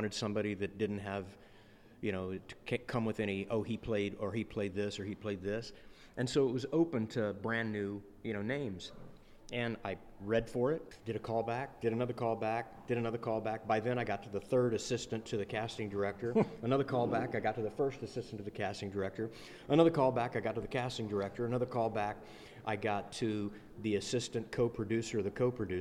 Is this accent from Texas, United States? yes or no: yes; Texas, United States; I grew up in Texas